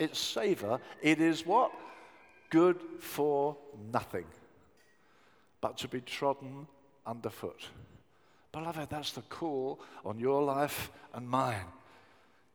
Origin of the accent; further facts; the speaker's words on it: Brighton, South East England, United Kingdom; I grew up in Brighton, and it's got a tremendous youth culture